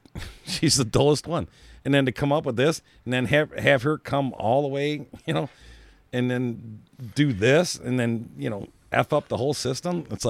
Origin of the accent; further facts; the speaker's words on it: Hawaii, United States; I'm from Hawaii. I live out in the middle of the ocean, and you know, whatever.